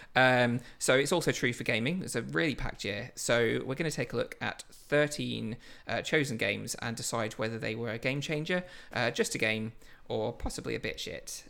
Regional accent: Lincoln, East Midlands, United Kingdom; we're both from Lincoln

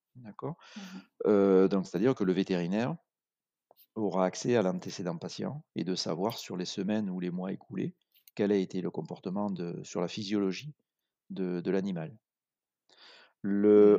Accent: Aveyron, Occitania, France; also born or lived in Montpellier; On est originaire d'Aveyron

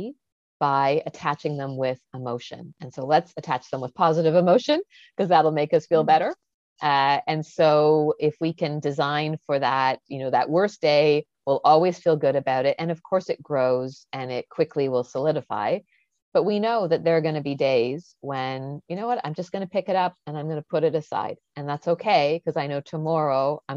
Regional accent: Canada; I'm Canadian

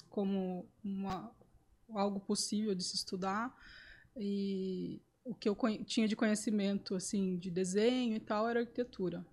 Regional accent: Sorocaba, São Paulo, Brazil; eu sou daqui de Sorocaba

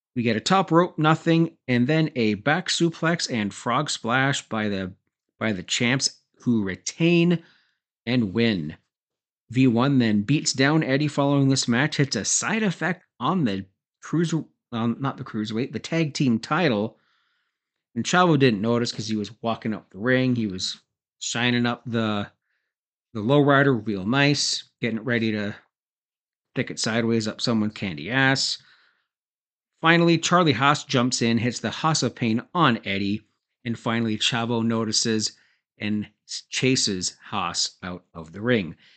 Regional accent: Canada; I'm Canadian

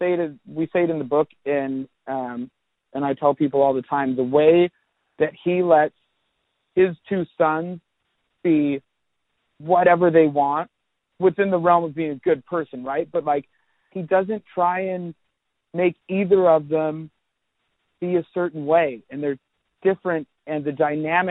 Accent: Seattle, Washington, United States; growing up in Seattle, I grew up teaching myself guitar

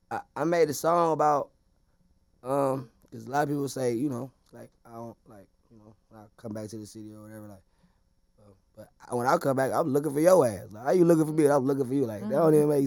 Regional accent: Cleveland, Ohio, United States; moved away; Cleveland, Ohio.

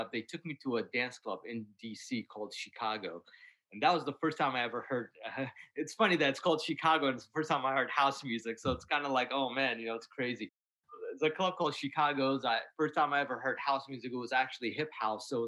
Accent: Iraq; now in Washington, D.C., United States; I was born in Iraq, and you know, our music

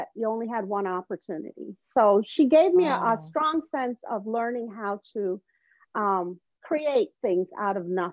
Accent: Evanston, Illinois, United States; also born or lived in Jamaica; I grew up in a wealthy, affluent suburb

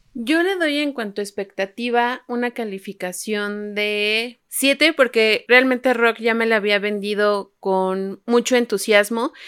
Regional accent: Mexico; tenemos compatriotas mexicanos

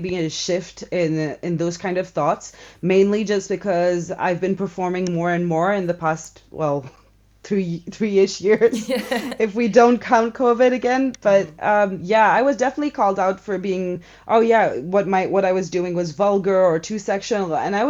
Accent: India; now in Switzerland; I grew up in India before arriving in Switzerland

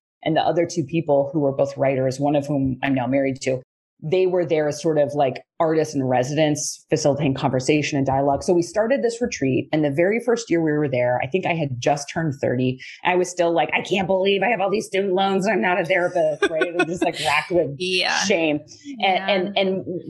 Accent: right outside of Pittsburgh, Pennsylvania, United States; I grew up right outside of Pittsburgh.

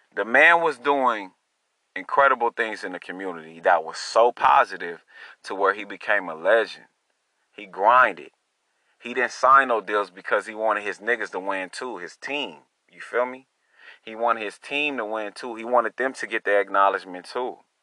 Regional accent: Long Beach, California, United States; I'm from Long Beach, California

